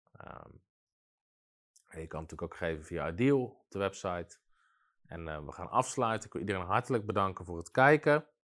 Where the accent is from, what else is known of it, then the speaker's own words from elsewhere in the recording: Netherlands; in ons land